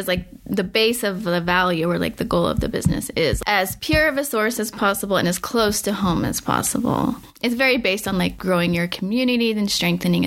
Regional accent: Utah, United States; I grew up in Utah

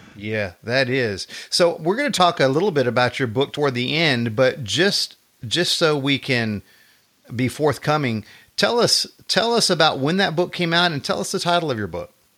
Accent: Texas, United States; I've been here all my life

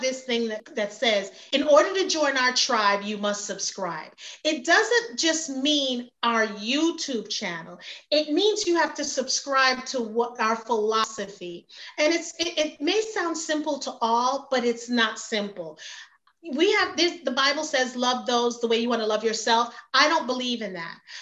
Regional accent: New York City, New York, United States; moved away as an adult; also born or lived in Jamaica; now in Georgia, United States; I was raised in Brooklyn, New York.

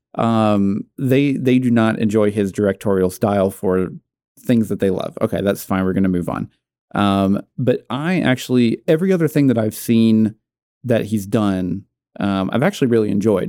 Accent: Natick, Massachusetts, United States; I'm from Natick

